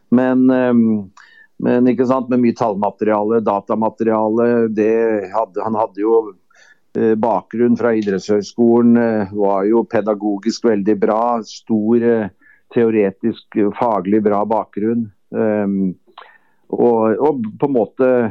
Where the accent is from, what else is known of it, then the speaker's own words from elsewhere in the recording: Kløfta, Akershus, Norway; så kom jeg da fra Kløfta